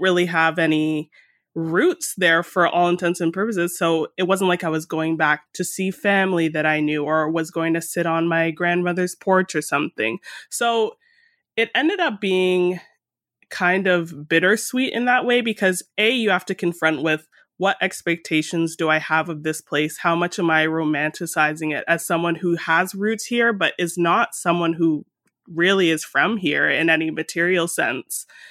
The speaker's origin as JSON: {"language": "English", "town": "Mississauga", "region": "Ontario", "country": "Canada", "tie": "born or raised there", "also_born_or_lived": "Toronto", "said": "I was born in Toronto and grew up in a suburb that's around thirty minutes in light traffic west of the city called Mississauga"}